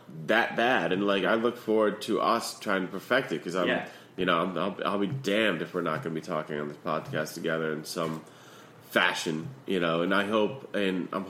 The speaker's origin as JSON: {"language": "English", "region": "Connecticut", "country": "United States", "tie": "born or raised there", "moved": "yes", "said": "when I grew up in Connecticut"}